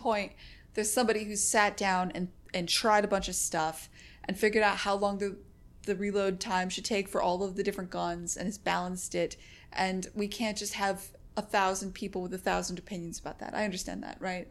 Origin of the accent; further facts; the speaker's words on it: Connecticut, United States; also born or lived in San Francisco; now in Boston, United States; I was born in Connecticut. I'm just used to New England culture.